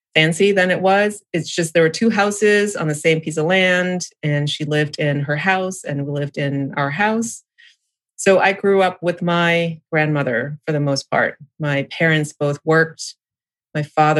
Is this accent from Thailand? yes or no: yes; Samut Prakan, Thailand; also born or lived in New England, United States / California, United States / New Zealand; now in Ohio, United States; I grew up in Thailand, was born in a little town outside of Bangkok.